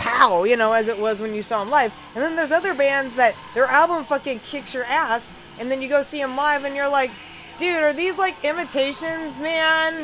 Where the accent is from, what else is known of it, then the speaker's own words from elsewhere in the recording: Louisville, Kentucky, United States; here in my hometown of Louisville, Kentucky